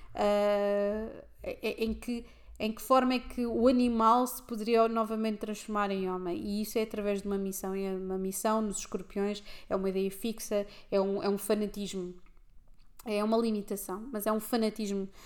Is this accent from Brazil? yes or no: no; Lisbon, Portugal; no centro de Lisboa em que eu cresci